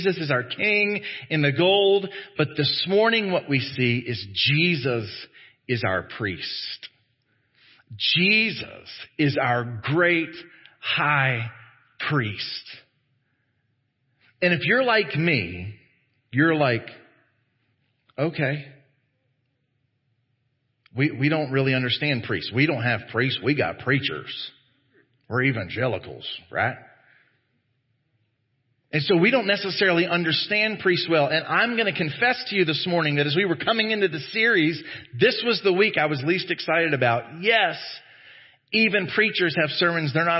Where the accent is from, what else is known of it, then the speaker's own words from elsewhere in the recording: Texas, United States; as Americans, as Southern Americans, as Texan Americans, as evangelicals